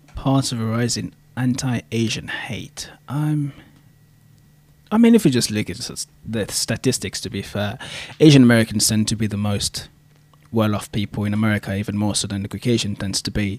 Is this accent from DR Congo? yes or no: yes; DR Congo; moved away as an adult; now in Canada; I am actually from the Congo, to be fair, the Democratic Republic from the Congo. Um, been in Canada for about seven years